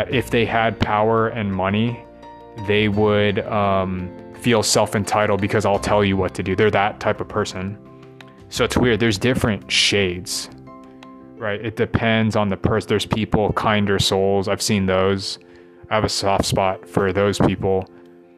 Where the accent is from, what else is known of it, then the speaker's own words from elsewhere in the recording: United States; accent: American English; first language English; I grew up American English native